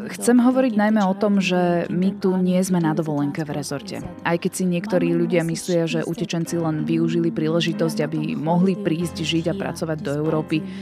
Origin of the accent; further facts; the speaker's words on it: Ukraine; moved away as an adult; now in Slovakia; Prišla som z Ukrajiny na Slovensko 27. februára s mojou 5-ročnou dcérou